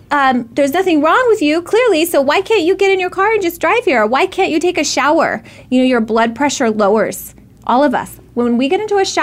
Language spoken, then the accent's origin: English; Arizona, United States; We grew up in Arizona